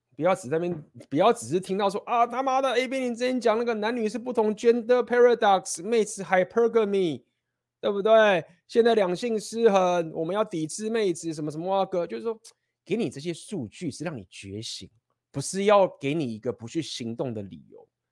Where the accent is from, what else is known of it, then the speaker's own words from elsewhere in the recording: Taiwan; 我觉得我们台湾人本身某种程度也算是第一世界的情形了